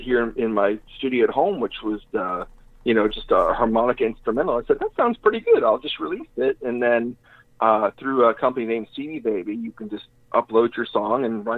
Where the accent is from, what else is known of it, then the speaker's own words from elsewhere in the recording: Humble, Texas, United States; growing up in Humble